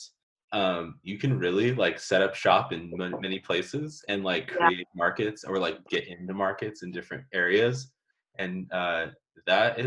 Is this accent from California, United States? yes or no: yes; Southern California, United States; now in Monterey, United States; I'm originally from Southern California